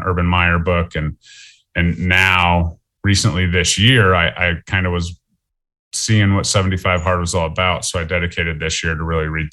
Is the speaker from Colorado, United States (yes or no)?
yes; Lakewood, Colorado, United States; also born or lived in Fort Collins, Colorado; I was born in Lakewood, Colorado. I lived in Lakewood, Colorado my whole life